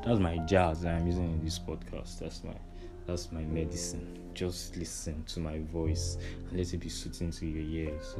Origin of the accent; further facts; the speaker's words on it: Nigeria; growing up a Nigerian